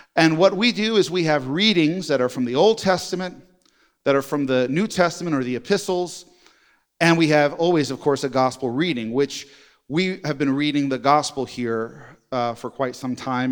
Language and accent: English; New York, United States; now in Jenks, United States; I'm a New Yorker